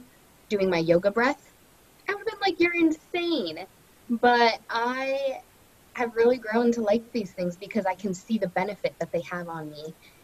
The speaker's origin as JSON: {"language": "English", "town": "Los Angeles", "region": "California", "country": "United States", "said": "I am from Los Angeles, California"}